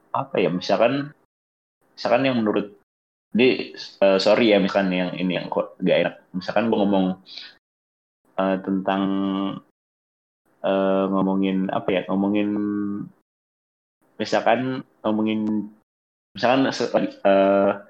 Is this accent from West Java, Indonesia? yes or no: yes; Bogor, West Java, Indonesia; gue nih orang Bogor tuh ngomongnya tuh gua lu cuman ada campuran Sunda-Sundanya gitu.